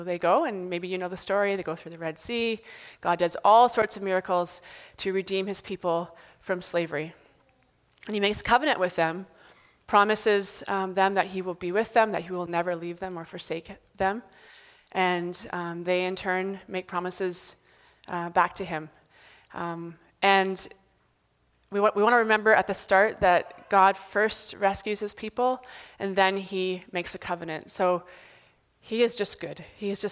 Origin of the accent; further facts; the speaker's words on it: Northern Ontario, Canada; I was from Northern Ontario